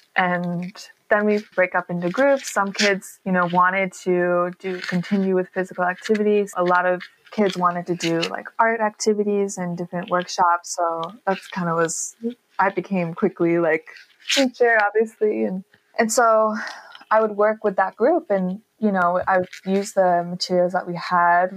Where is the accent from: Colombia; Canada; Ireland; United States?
United States; New York; moved away as an adult; also born or lived in Bay Area, California; I'm originally from New York and grew up in a creative family.